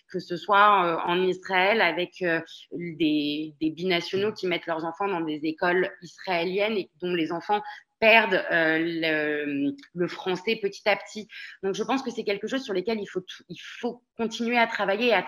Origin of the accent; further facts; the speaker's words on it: France; moved away as an adult; je suis une vraie Française de l'étranger. Je suis partie de France à 23 ans.